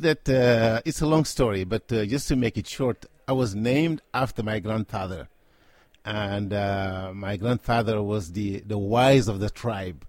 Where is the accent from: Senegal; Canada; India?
Senegal; I was born and raised in Africa, specifically in Senegal